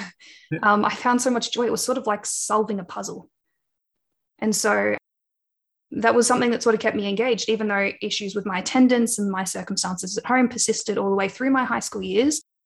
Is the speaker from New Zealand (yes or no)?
no; Wangaratta, Victoria, Australia; now in Melbourne, Australia; I grew up on Pangarang land, so in the town Wangaratta in northeast Victoria.